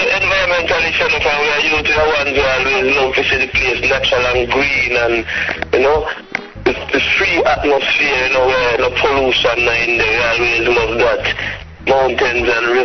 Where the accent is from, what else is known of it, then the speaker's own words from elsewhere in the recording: Jamaica; Jamaica, reggae country